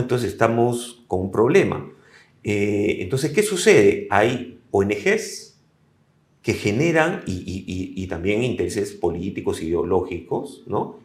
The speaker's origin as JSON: {"language": "Spanish", "country": "Peru", "said": "como peruanos"}